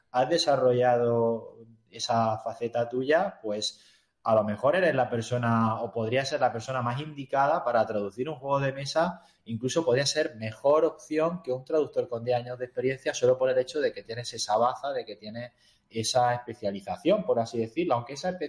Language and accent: Spanish; Tomelloso, Castilla-La Mancha, Spain; curiosamente es cuando digo que soy de Tomelloso, es cuando más gente dice, oye, ¿o ¿eso dónde está?